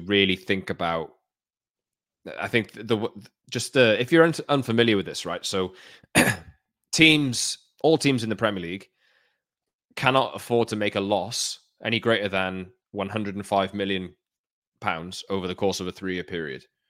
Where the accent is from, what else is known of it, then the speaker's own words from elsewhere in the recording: Wales, United Kingdom; as a Welshman